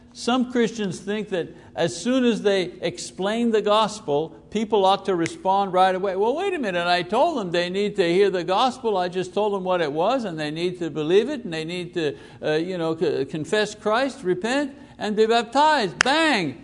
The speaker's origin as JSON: {"language": "English", "town": "Montreal", "region": "Quebec", "country": "Canada", "tie": "born or raised there", "said": "I was born in the Jewish, Greek, Italian neighborhood, Park Extension it was called. It was the inner city"}